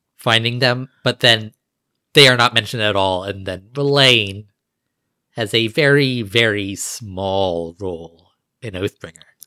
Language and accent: English; United States; my ancestors came from England. Like, I'm American